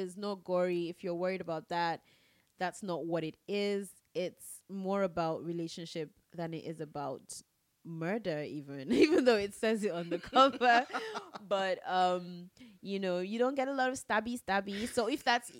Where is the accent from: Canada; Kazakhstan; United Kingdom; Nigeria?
Nigeria; I was writing as a Nigerian